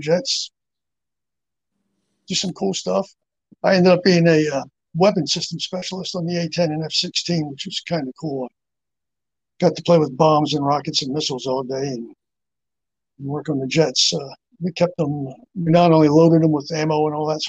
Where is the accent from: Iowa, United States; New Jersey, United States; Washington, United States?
New Jersey, United States; Phillipsburg; moved away; also born or lived in Marion Station, Maryland; I grew up in Phillipsburg, New Jersey. We left there in 1979.